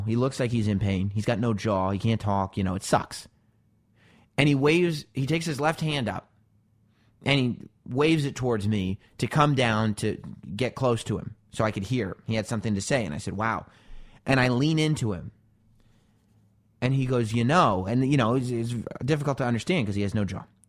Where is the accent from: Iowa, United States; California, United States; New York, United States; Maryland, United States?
New York, United States; Growing up in New York